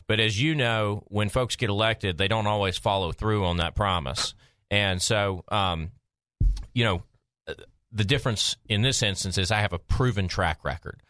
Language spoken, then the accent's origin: English; Maumelle, Arkansas, United States; my hometown of Maumelle